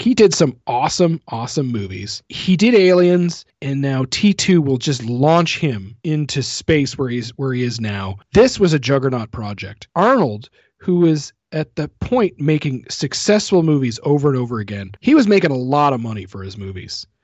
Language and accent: English; Canada; being a Canadian